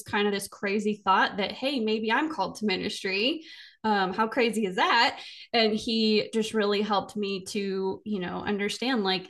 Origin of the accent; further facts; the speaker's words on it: Cabot, Arkansas, United States; now in Belleville, United States; I'm a teenager and I'm like driving from Cabot to BB every week, twice a week